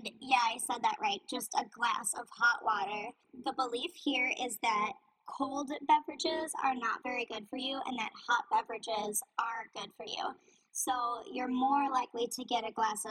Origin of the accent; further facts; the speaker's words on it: United States; moved away as an adult; now in Beijing, China; I am an American myself